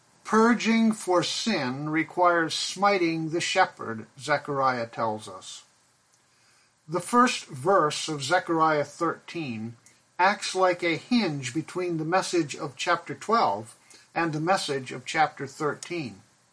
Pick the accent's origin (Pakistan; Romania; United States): Pakistan; was a child, growing up in Pakistan, where my parents served as missionaries